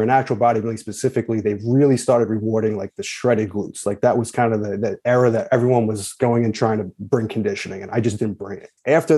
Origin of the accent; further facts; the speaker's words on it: Long Island, New York, United States; I'm from New York, grew up in Long Island.